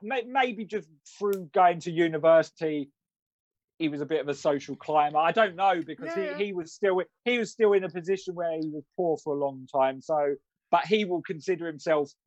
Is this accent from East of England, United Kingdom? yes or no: yes; Rayleigh, East of England, United Kingdom; we from Rayleigh